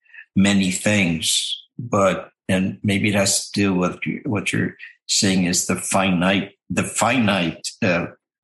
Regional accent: Ohio, United States; also born or lived in Indiana / Iowa / Michigan; You know, as a baby when we moved to Ohio.

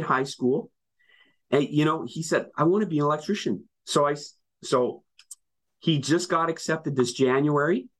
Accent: Winnipeg, Manitoba, Canada; born or raised there; now in Ontario, Canada

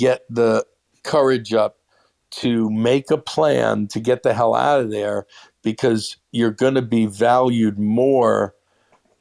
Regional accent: New York City, New York, United States; I was born and raised a Jew in Brooklyn

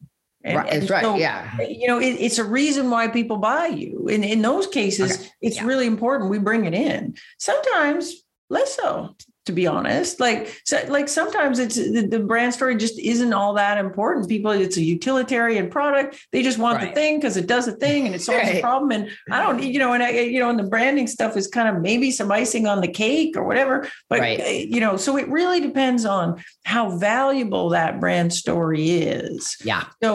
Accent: Canada; accent: Canadian; my Canadian accent

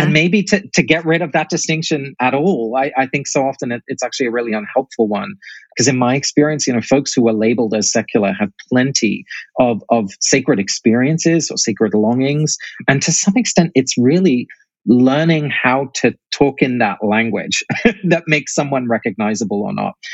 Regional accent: England, United Kingdom; also born or lived in Netherlands; now in United States; I grew up in England, uh, but both my parents are Dutch, and obviously I've ended up here in America

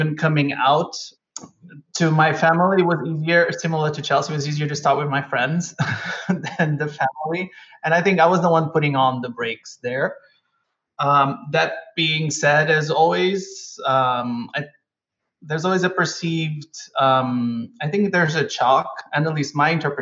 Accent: Almada, Lisbon, Portugal; moved away as an adult; I was born and raised in Almada, which is the suburbs of Lisbon.

